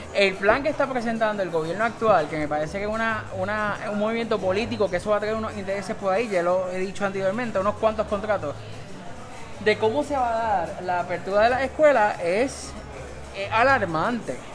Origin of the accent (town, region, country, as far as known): Puerto Rico